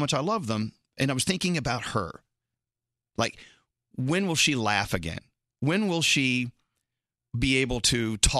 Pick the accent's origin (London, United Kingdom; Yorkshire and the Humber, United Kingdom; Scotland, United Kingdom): Scotland, United Kingdom; You know, I'm a Scottish, you know, drunk.